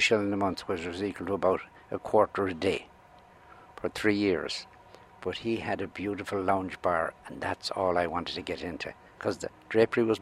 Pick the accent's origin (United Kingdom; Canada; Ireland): Ireland; Tubbercurry, Connacht; now in New York City, United States; I was born in Carntubber, Tubbercurry, County Sligo